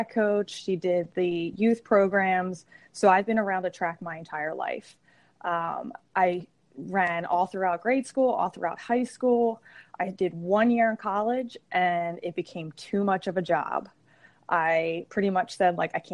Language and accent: English; Langhorne, Pennsylvania, United States; I grew up in Bucks County. So Langhorne is actually where my parents still live.